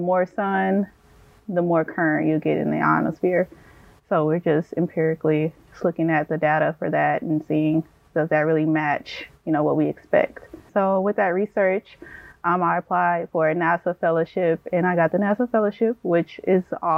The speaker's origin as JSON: {"language": "English", "town": "Houston", "region": "Texas", "country": "United States", "tie": "born or raised there", "moved": "yes", "said": "I grew up, or I'm from Houston, Texas, inner city Houston, Texas."}